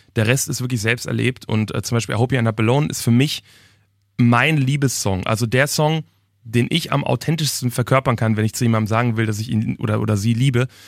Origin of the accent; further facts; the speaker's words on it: Germany; ich wohne auch immer noch in meiner Heimatstadt, wirklich in, in einer Kleinstadt in der Nähe vom Ruhrgebiet